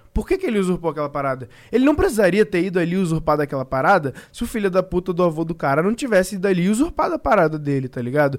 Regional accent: Brazil; a gente é brasileiro

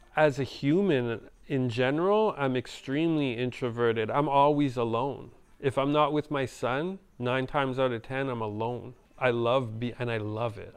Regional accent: Montreal, Quebec, Canada; I didn't grow up in Jamaica. I grew up in Montreal

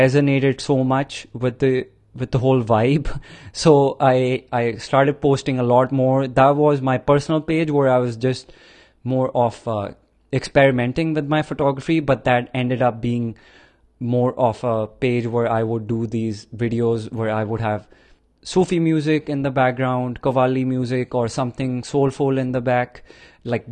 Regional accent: India; growing up in India in like 80s, 70s, 90s

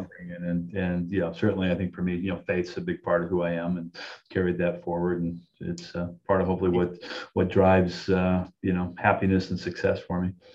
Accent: Southern California, United States; moved away as an adult; also born or lived in New York area / Florida; now in New York, United States; born and raised in California, Southern California

